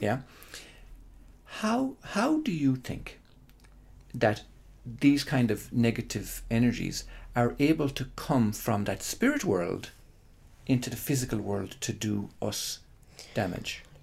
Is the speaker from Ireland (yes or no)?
yes; Ireland; living in Holy Catholic Ireland